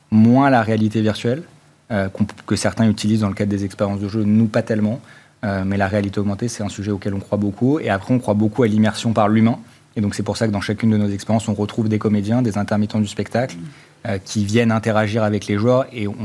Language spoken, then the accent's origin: French; Normandy, France; En fait, initialement, on est originaire de Normandie.